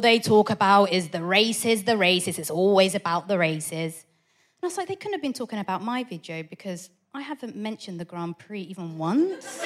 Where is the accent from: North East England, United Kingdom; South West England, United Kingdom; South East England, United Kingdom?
South East England, United Kingdom; Portsmouth; I grew up in Portsmouth